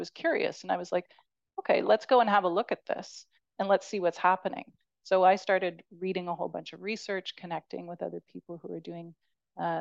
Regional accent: Canada; as a Canadian

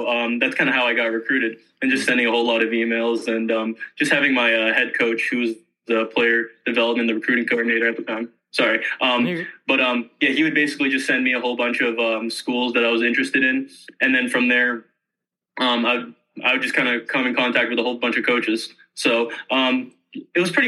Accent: Pickering, Ontario, Canada; moved away as an adult; now in Ohio, United States; I actually grew up in a city called Pickering, so it's just like the outskirts of it. So I grew up there my whole life

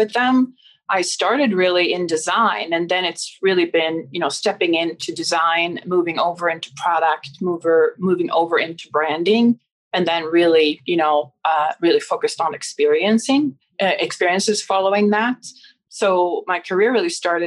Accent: Stockholm, Stockholm County, Sweden; I grew up in Stockholm

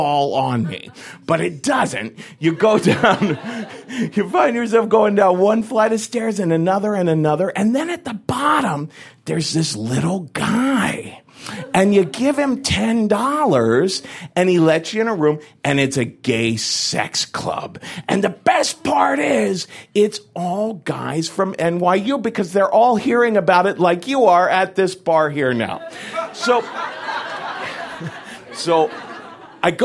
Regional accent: Cincinnati, Ohio, United States; moved away as an adult; now in New York City, United States; I grew up in Cincinnati, Ohio in the 1970s

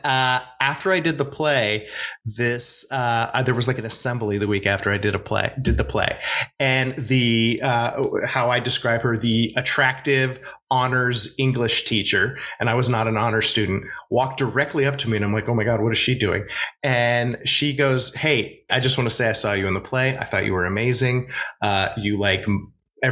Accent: Oregon, United States; moved away as an adult; also born or lived in New York; now in Los Angeles, United States; I'm from Oregon originally

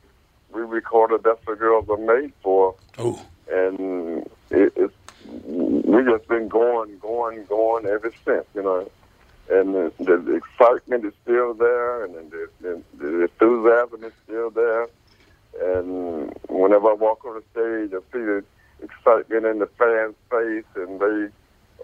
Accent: Ferndale, Michigan, United States; I grew up in Ferndale, Michigan

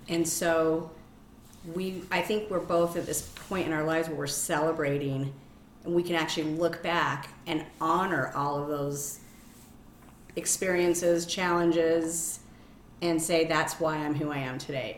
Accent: Salt Lake City, Utah, United States; I'm born and raised here, Salt Lake City, um, 50 years. I okay. grew up in um, Madna, West Valley, Kearns.

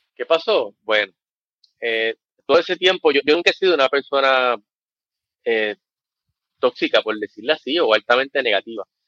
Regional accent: Ponce, Puerto Rico; also born or lived in United States; yo soy de la otra, soy de Ponce. Eh, nací en el 77, no me voy a ir muy al pasado, básicamente nací en el 77, me crié aquí

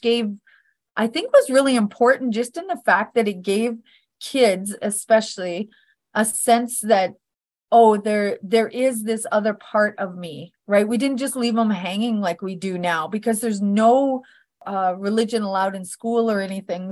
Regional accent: Northern Alberta, Canada; I was born in Northern Alberta, Canada

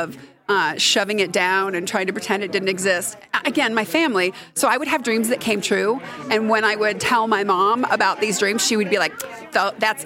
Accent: Colorado Springs, Colorado, United States; I grew up in Colorado Springs

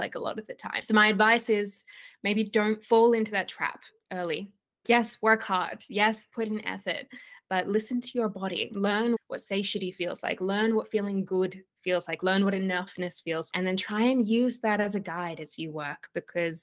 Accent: Australia; accent: Australian; also born or lived in Sydney, Australia; I'm currently in Sydney, Australia, for anybody who can hear my accent

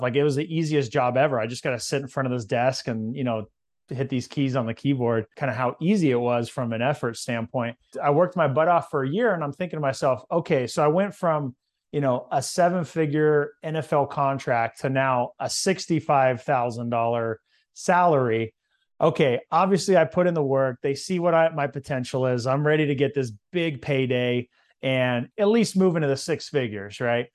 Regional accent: Visalia, California, United States; So, I'm from California, and there's a lot of big cities there, but in central California, there's a little town called Visalia

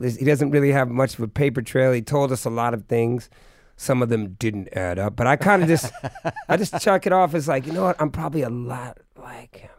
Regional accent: Bay Area, California, United States; also born or lived in New England; I'm from the Bay Area

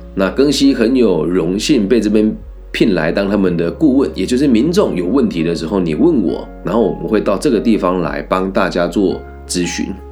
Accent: Taiwan; 我们小时候在台湾读书，一定都会被强迫背《论语》

